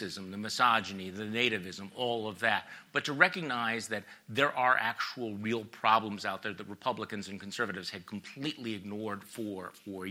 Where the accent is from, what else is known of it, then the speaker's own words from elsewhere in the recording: Wisconsin, United States; I'm from Wisconsin